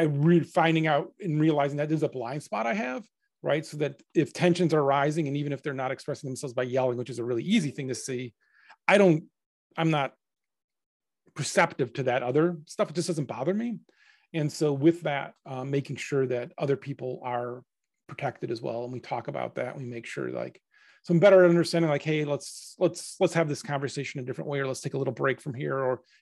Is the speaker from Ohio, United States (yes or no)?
yes; Cleveland, Ohio, United States; we grew up in Cleveland. There's not a lot of game development happening there.